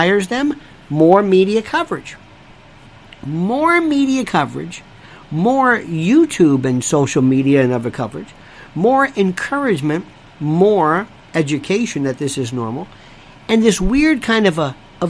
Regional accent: Tampa, Florida, United States; I was raised in Tomball. And my grandparents were cigar makers, or as they say in West, in Ybor City, cigar makers.

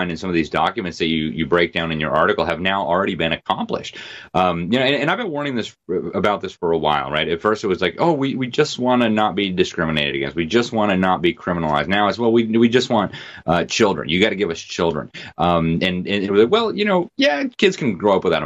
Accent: Florida, United States; my home state, Sunshine State

